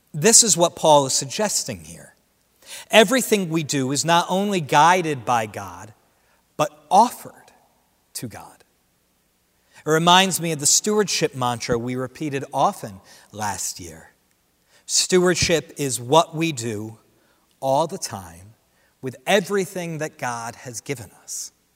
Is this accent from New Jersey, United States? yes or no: yes; Central New Jersey, United States; Central New Jersey, where I grew up